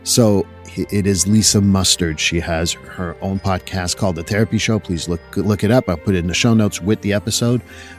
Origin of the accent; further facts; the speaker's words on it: Canada; I grew up in Canada.